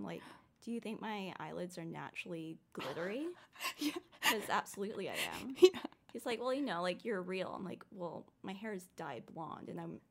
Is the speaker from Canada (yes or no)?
yes; Canada; now in Los Angeles, United States; Because I'm Canadian.